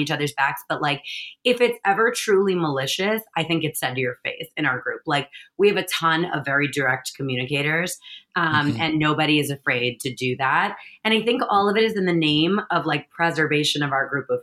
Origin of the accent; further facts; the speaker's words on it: New York, United States; I'm a New Yorker